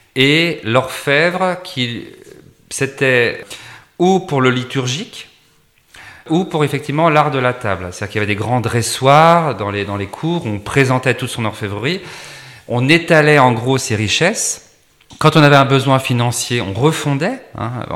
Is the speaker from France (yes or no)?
yes; Champagne, Grand Est, France; je suis originaire d'un petit village de Champagne